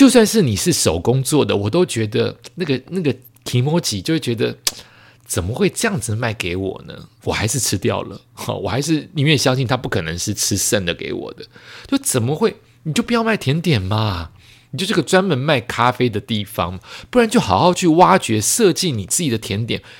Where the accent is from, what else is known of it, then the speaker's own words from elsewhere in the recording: Taiwan; also born or lived in Tokyo, Japan / Bangkok, Thailand; 它毕竟是我的故乡之一，我的故乡是台湾，是东京，是曼谷，所以再次回去就会觉得很开心